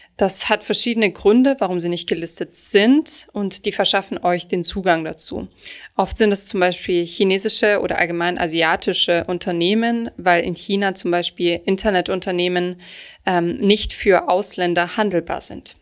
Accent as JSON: {"language": "German", "country": "Germany", "said": "als Deutsche"}